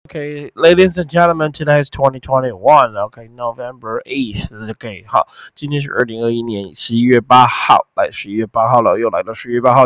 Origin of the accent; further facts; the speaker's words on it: Taiwan; 你看大陆人很可怜的，吃不到我们的释迦凤梨耶。